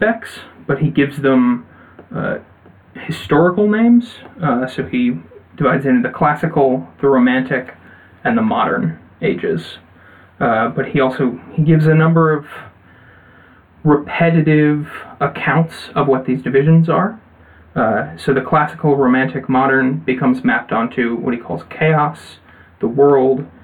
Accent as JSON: {"language": "English", "country": "United States", "said": "I'm an American"}